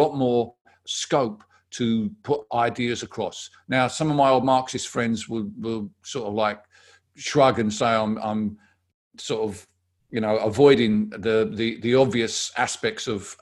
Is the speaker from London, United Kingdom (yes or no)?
yes; Barking, London, United Kingdom; the council where I live, where I grew up in Barking, has been Labour since the town was built in the 1930s